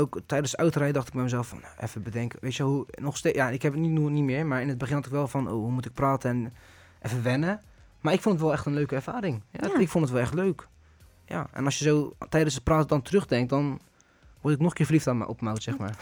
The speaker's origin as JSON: {"language": "Dutch", "country": "Netherlands", "tie": "born or raised there", "said": "ik ben geboren en getogen in Nederland"}